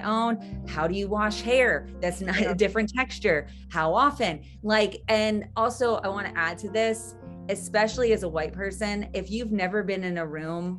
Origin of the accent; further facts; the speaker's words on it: United States; growing up in America